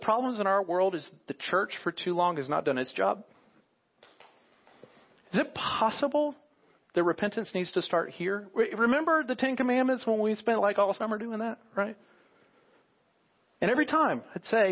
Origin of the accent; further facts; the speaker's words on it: United States; as American Christians, those who call us ourselves believers in America